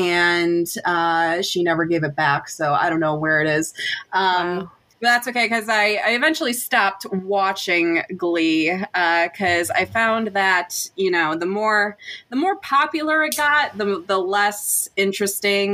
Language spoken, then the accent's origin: English; Michigan, United States; we're from Michigan